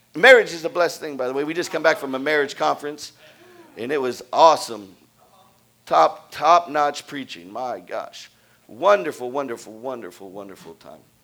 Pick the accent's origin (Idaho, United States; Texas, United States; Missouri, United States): Texas, United States; Houston; I was brought up in Houston, in, in, in, the suburb of Houston